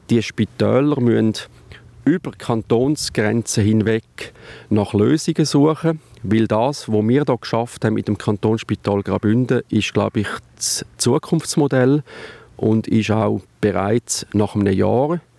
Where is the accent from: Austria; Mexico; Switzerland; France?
Mexico; Als Mexikaner, wir sind mit einer Gruppe am schmutzigen Tonstil unterwegs und wir haben alle ein neues Motto.